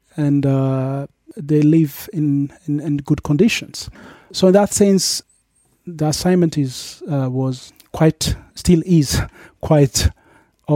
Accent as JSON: {"language": "English", "town": "Dilla", "region": "South Ethiopia Regional State", "country": "Ethiopia", "tie": "born or raised there", "also_born_or_lived": "Yirgacheffe / Miami / Austria", "said": "I was born in Yirgacheffe and grew up in a nearby town, Dilla, which is the main administrative"}